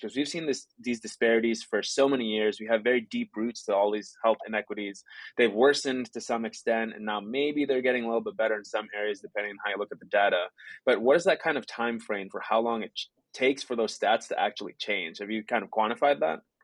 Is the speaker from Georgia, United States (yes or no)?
no; Chicago, Illinois, United States; in Chicago, where my hometown is